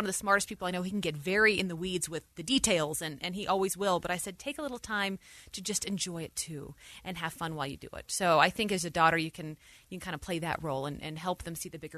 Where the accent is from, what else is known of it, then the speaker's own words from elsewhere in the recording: Utah, United States; moved away as an adult; also born or lived in New York; And I was raised here in Utah. This is where I learned values. This is where I learned who I wanted to be in life.